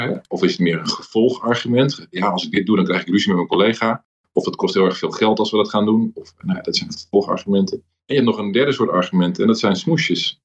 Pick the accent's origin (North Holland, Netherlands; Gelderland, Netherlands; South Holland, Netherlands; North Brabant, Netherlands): North Holland, Netherlands; Amsterdam; Ik ben in Amsterdam opgegroeid